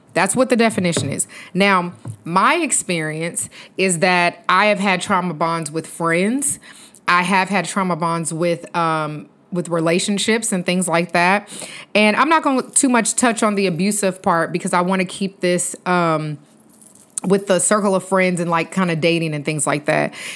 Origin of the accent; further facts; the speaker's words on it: Texas, United States; accent: country; I'm from Texas and I do have a little bit of accent, I guess, because playing it back, I did sound real country